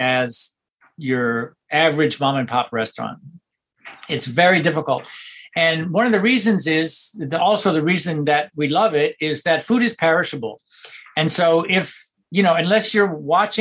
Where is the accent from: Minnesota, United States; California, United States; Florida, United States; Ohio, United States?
Ohio, United States; Toledo; moved away as an adult; now in New York City, United States; I grew up in Toledo in a small town